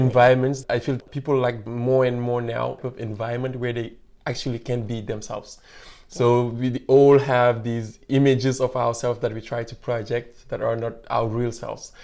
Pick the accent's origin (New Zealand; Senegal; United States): Senegal; moved away as an adult; now in Canada; I'm from Senegal